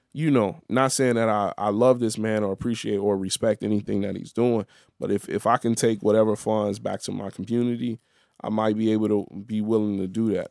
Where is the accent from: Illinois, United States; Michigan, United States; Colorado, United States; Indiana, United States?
Illinois, United States; Chicago; I'm the Chicago dude till I'm in Chicago. Then I'm in Chicago, I'm the Haitian dude